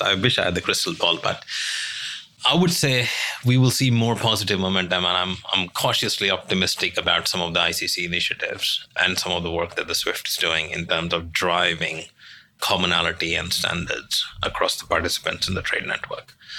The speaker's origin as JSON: {"language": "English", "country": "India", "moved": "yes", "lives_now": "London, United Kingdom", "said": "I'm originally from India. I'm a senior partner in London"}